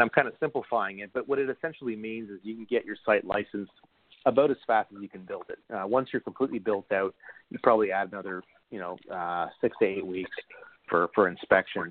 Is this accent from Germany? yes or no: no; Canada; as a Canadian